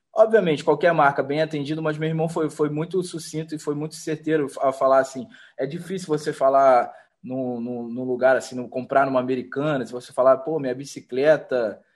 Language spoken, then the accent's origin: Portuguese; Rio de Janeiro, Brazil; a gente vindo daqui do Rio de Janeiro, a gente sendo carioca